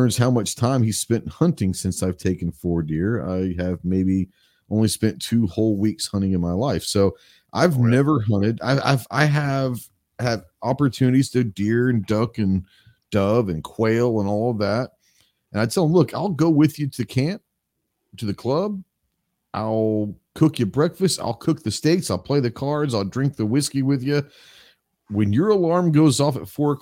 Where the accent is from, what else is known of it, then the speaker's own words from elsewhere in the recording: Dallas, Texas, United States; moved away; also born or lived in Arkansas; I grew up in Dallas